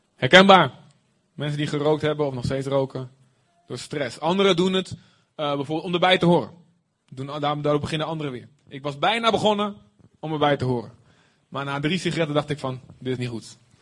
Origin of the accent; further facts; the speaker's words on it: Deventer, Overijssel, Netherlands; als echte Deventenaar